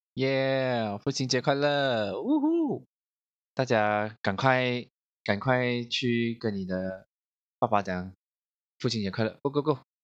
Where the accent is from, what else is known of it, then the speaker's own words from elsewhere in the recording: Malaysia; 我们马来西亚人